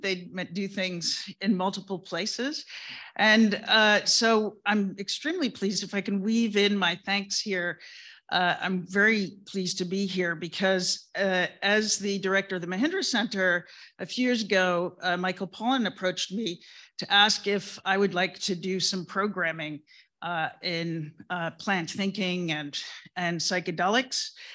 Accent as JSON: {"language": "English", "region": "England", "country": "United Kingdom", "tie": "born or raised there", "moved": "yes", "said": "I was born in England and I grew up in England"}